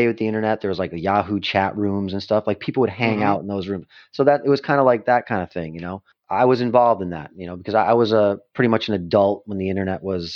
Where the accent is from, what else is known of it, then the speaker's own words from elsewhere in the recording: Western Massachusetts, United States; moved away as an adult; I spent most of my life in Massachusetts, Western Massachusetts